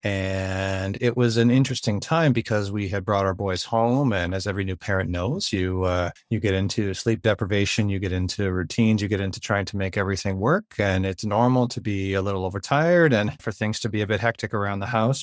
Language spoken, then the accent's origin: English; Ontario, Canada; I'm from Ontario, Canada, and I'm a teacher and musician up here